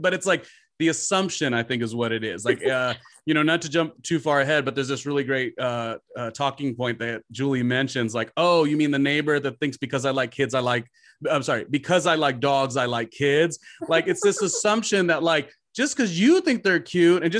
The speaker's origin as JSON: {"language": "English", "town": "Los Angeles", "region": "California", "country": "United States", "also_born_or_lived": "New York", "moved": "as an adult", "said": "I'm from Los Angeles"}